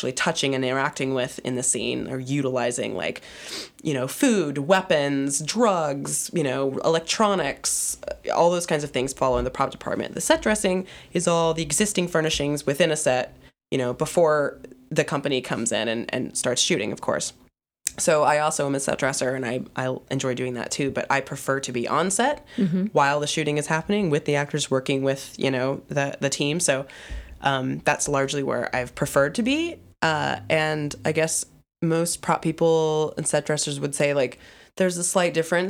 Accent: Atlanta, Georgia, United States; I'm from Atlanta, born and raised, and I went back to Atlanta after graduating for 6 months and worked for a small production company

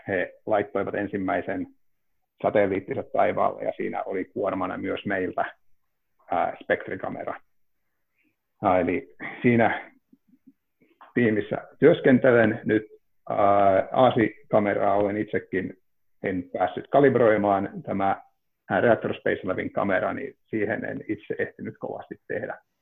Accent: Ivalo, Lapland, Finland; now in Helsinki, Finland; olen Ivalosta kotoisin ja tosiaan Helsinkiin muuttaneena olen

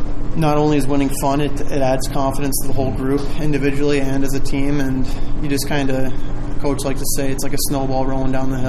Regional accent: Illinois, United States; Usually just going to Chicago, but it's really close to home, which is nice.

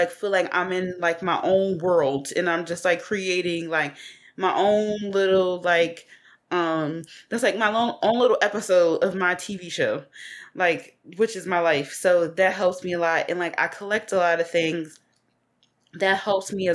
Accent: Philadelphia, Pennsylvania, United States; I'm from West Philly. So the area that I grew up in, it was an area called Hilltop.

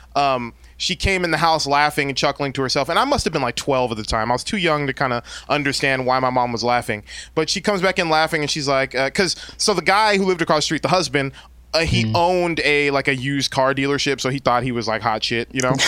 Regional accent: San Bernardino, California, United States; I grew up in San Bernardino out in the Inland mm. Empire 909.

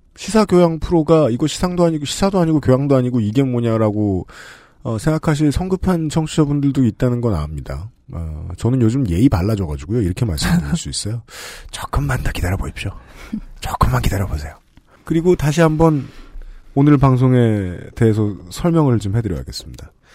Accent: South Korea; 제가 제 고향에서 학교를 다니는데 한강을 건너서 가야 했어요

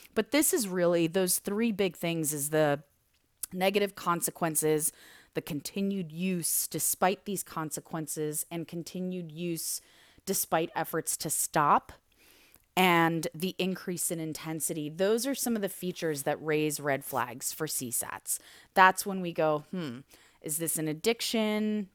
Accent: United States; also born or lived in Soviet Union; I was raised and educated in the U S

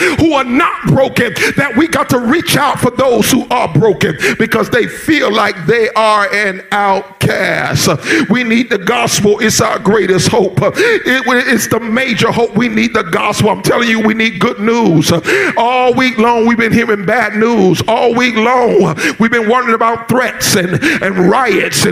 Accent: South Florida, United States; I grew up in South Florida, and I grew up during the South Florida riots

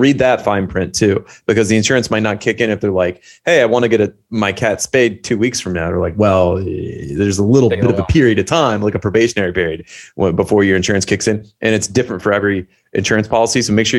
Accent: Belgium; English is a second language; We're more watched in the United States, but maybe because I'm from Belgium messing with the algorithm, we do have some European viewers.

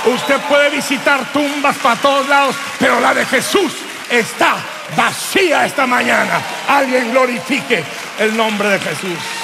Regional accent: Durango, Mexico; Allá en mi pueblo de Durango

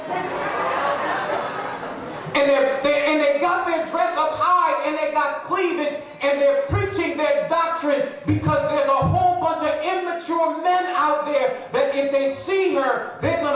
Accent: Trinidad & Tobago; I'm from Trinidad and Tobago

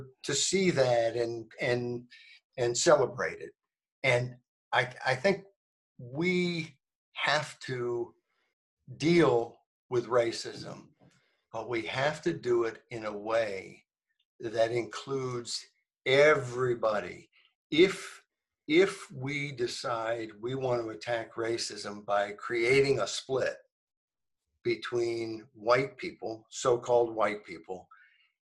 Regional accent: Arkansas, United States; also born or lived in New Jersey; I moved from New Jersey to Arkansas in 1968 when I was 8 years old

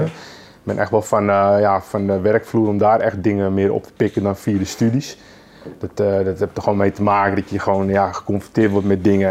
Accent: Lelystad, Flevoland, Netherlands; also born or lived in Amsterdam; ik ben geboren in Amsterdam. Ja. Eh, op mijn vierde ben, zijn we naar Lelystad verhuisd

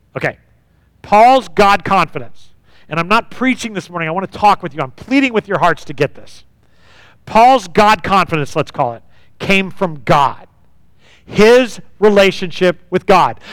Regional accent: United States; growing up in the United States

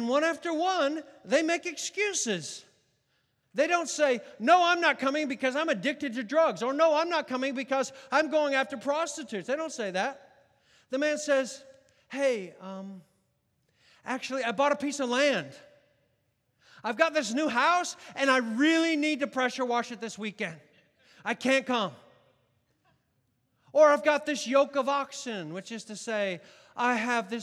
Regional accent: United States; I'm an American

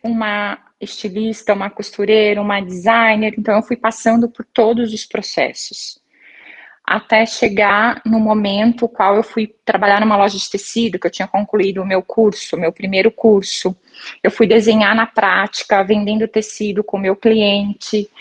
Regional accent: Maringá, Paraná, Brazil; eu sou de Maringá, no Paraná

